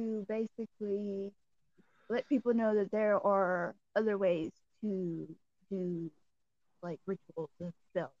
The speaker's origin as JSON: {"language": "English", "area": "Cajun", "region": "Louisiana", "country": "United States", "said": "I'm your pagan Cajun"}